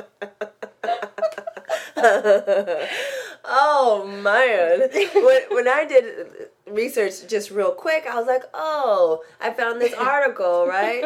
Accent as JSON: {"language": "English", "town": "San Diego", "region": "California", "country": "United States", "also_born_or_lived": "Long Beach / Los Angeles", "moved": "yes", "said": "that's where I went to school, but I'm from San Diego."}